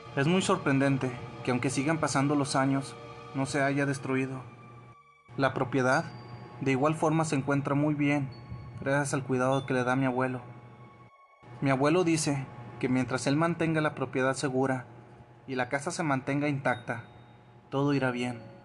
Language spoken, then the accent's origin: Spanish; Ecuador; soy de Ecuador.